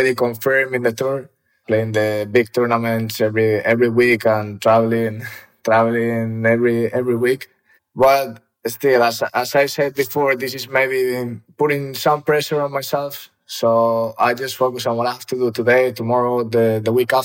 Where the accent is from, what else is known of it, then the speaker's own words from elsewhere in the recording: Ávila, Castile and León, Spain; also born or lived in Madrid; I was born in Madrid. And when I was 1 year old, I think my parents moved to Avila.